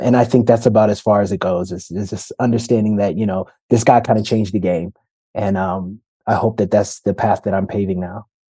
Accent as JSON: {"language": "English", "town": "Detroit", "region": "Michigan", "country": "United States", "tie": "born or raised there"}